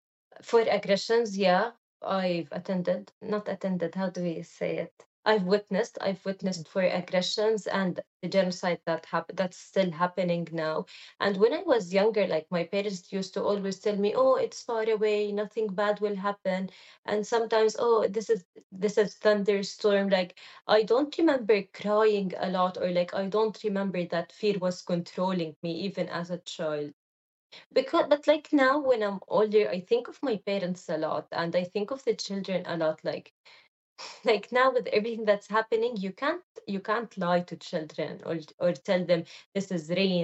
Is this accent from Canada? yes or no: no; Gaza, Gaza Strip, Palestine; moved away as an adult; I loved growing up in Gaza.